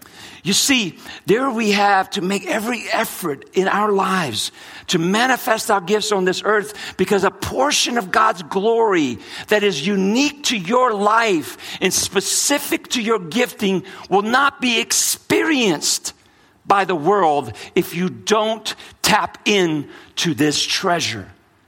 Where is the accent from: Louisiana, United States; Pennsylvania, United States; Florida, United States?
Louisiana, United States; New Orleans; also born or lived in New York / California; So I grew up in a Brazilian culture and raised, born in Brooklyn, New York, raised in New Orleans, Louisiana, lived in California for a long time